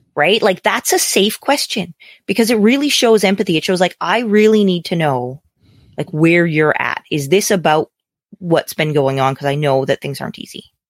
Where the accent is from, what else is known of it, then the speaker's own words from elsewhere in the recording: Canada; as a Canadian, my politics are very different than your politics